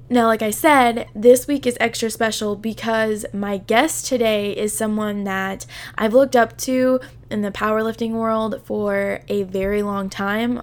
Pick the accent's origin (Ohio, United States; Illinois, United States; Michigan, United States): Illinois, United States; southern; I live in, like, super southern Illinois, so, like, when I tell people that I'm from Illinois, I am not anywhere near Chicago